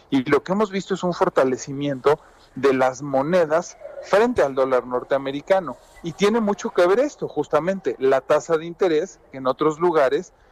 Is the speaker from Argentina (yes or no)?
no; Mexico; Y, más, yo soy mexicano y de a pie, ¿a mí eso qué, no?